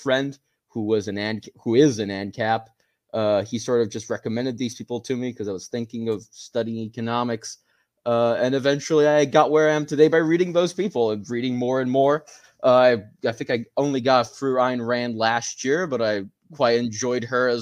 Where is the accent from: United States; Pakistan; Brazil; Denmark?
Brazil; I'm not North American. I'm actually Brazilian. We don't really have a candidate like Ron Paul, or at least we didn't growing up, not that I noticed, back here in my home country